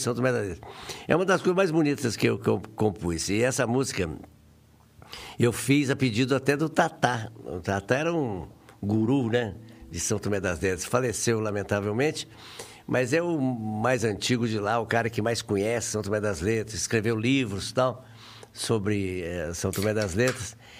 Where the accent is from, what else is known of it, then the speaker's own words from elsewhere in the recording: Varginha, Minas Gerais, Brazil; also born or lived in Três Pontas; nasci em Três Pontas e fui criado em Varginha